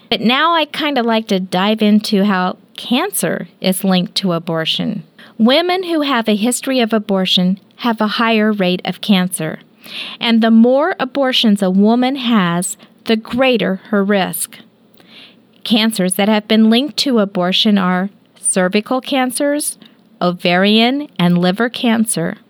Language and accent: English; Kansas, United States; we're from Kansas